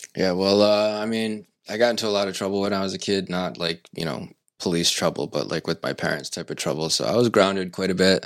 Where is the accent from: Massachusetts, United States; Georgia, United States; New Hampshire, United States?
Massachusetts, United States; Seekonk; also born or lived in Pawtucket; now in Swansea, United States; I grew up in Seekonk pretty much my whole life.